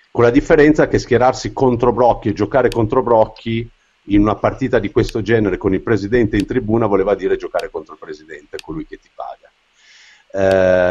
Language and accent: Italian; Turin, Piedmont, Italy; sono torinese